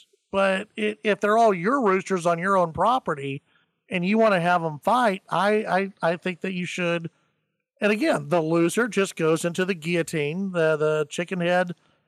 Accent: Grand Prairie, Texas, United States; When I was growing up in Grand Prairie, we had just moved into our new, very nice neighborhood in Grand Prairie.

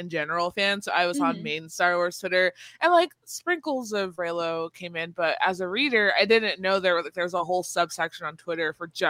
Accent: Bay Area, California, United States; now in Vancouver, Washington, United States; I'm from the Bay Area, and I moved to Vancouver, Washington, because I wanted a change.

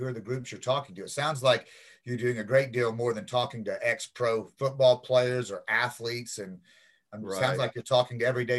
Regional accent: Seymour, Indiana, United States; I'm originally from Seymour, Indiana, which is about 90 miles west of Cincy.

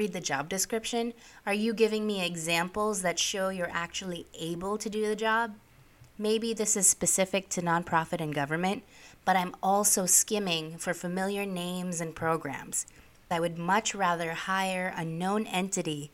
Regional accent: New York City, New York, United States; also born or lived in Philippines; I am an immigrant. I grew up in New York City

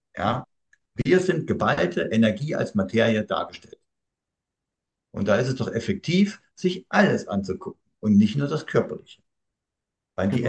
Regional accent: Thuringia, Germany; Ich bin nun mal Thüringer, also jetzt wisst ihr auch, wo ich herkomme.

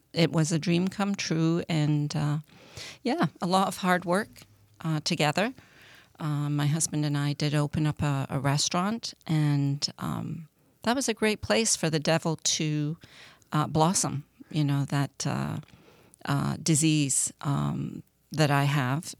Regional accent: Scotland, United Kingdom; I grew up in Scotland

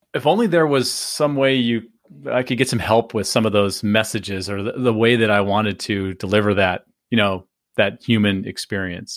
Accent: California, United States; I grew up in California

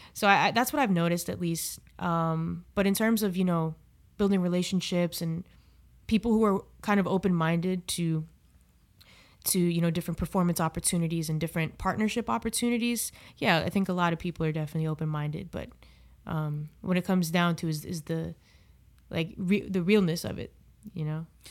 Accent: South Florida, United States; in South Florida where I, I grew up.

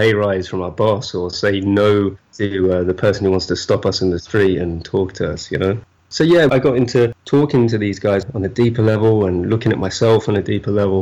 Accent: United Kingdom

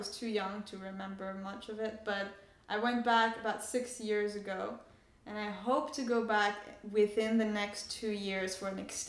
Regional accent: France; also born or lived in Canada; now in United States; I usually say I grew up in France, but I'm Iranian and I live in the US.

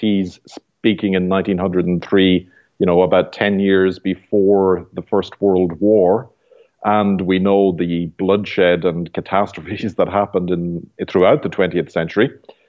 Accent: Ireland; moved away as an adult; now in Canada; And I'm from Ireland originally, and I have spent 6 years in the apostolate in Europe, then 7 years in Canada so far.

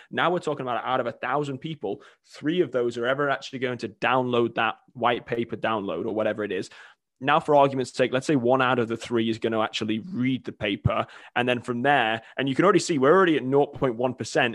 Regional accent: England, United Kingdom; moved away as an adult; now in United States; I'm originally from England, came over at eighteen to play college soccer

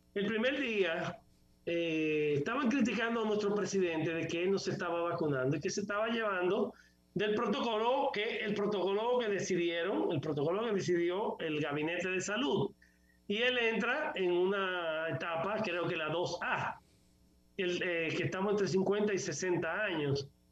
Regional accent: Dominican Republic

